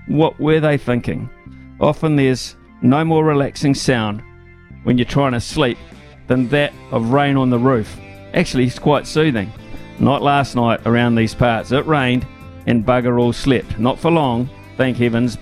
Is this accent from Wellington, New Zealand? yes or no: yes; Wellington, New Zealand; now in Hawke's Bay, New Zealand; as a kid growing up in Wellington